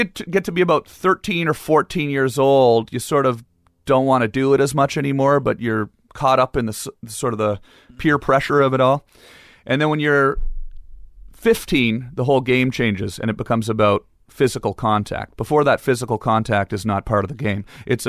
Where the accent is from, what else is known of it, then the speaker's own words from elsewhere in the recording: Ottawa, Ontario, Canada; I'm from Ottawa, and I'm a little upset about this, and I'm Canadian. I want to show you how Canadians play hockey.